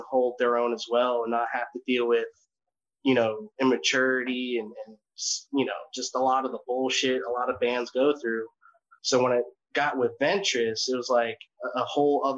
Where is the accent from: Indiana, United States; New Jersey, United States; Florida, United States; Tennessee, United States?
New Jersey, United States; also born or lived in Mississippi; now in Louisiana, United States; I'm a Jersey boy. I've lived in New Jersey for most of my life